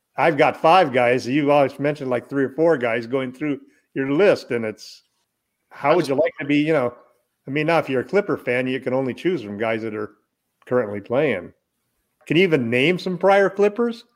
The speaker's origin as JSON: {"language": "English", "region": "Southern California", "country": "United States", "tie": "born or raised there", "said": "growing up in Southern California, listening to every Laker game"}